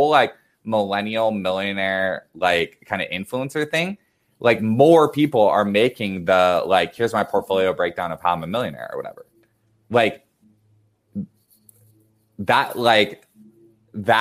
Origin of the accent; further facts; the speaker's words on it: United States; as an American